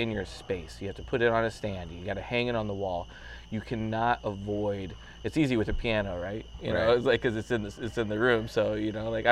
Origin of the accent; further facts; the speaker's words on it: Central Illinois, United States; moved away as an adult; now in Evansville, United States; I'm from Central Illinois. It's where I was born and raised